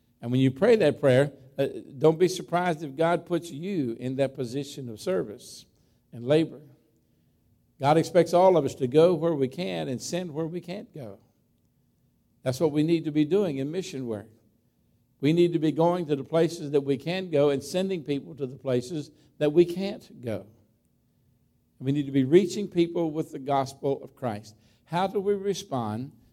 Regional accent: Berryville, Virginia, United States; I grew up in Clark County in Berryville, Virginia. That's where I graduated from high school. And grew up as a farm boy there, born right across the line in West Virginia

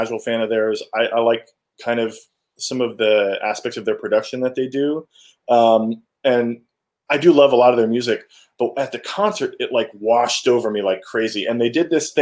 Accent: Connecticut, United States; moved away; also born or lived in Manhattan, New York; growing up in Connecticut, in Manhattan

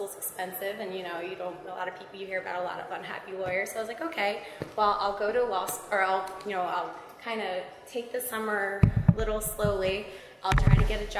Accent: Hillsborough, New Jersey, United States; I grew up in Hillsborough, New Jersey

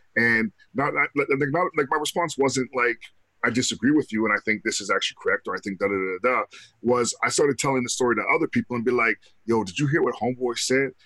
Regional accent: Canada; I'm Canadian

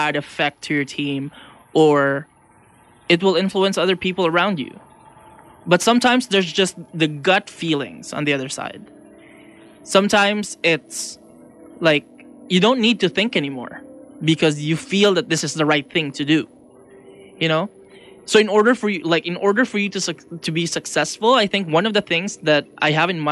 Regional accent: Philippines; also born or lived in Ottawa, Canada; now in Vancouver, Canada; I'm from the Philippines and I moved to Ottawa

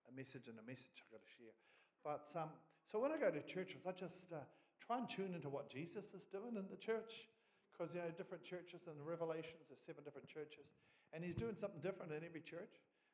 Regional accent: Gisborne, New Zealand; So we come from Gisborne. It's a bit wet up there at the moment we're here.

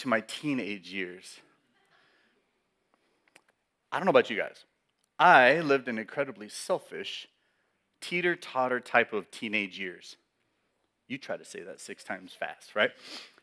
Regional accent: California, United States; I'm born and raised in California.

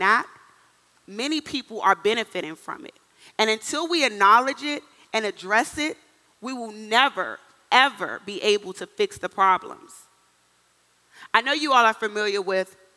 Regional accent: Washington, District of Columbia, United States; moved away as an adult; also born or lived in Miami, Florida / Minnesota; I'm from the inner city of Washington, D.C., born and raised

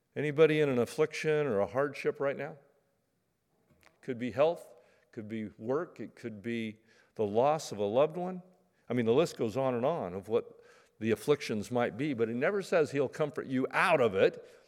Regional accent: Medford, Oregon, United States; I grew up in Medford, you know, pear trees

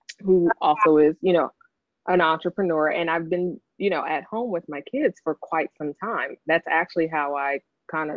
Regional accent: Los Angeles, California, United States; moved away as an adult; now in Washington, D.C., United States; growing up in South Central

